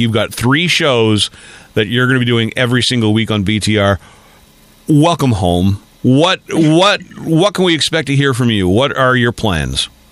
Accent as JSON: {"language": "English", "town": "Nepean", "region": "Ontario", "country": "Canada", "tie": "born or raised there", "said": "now I'm a North American kid growing up in Nepean"}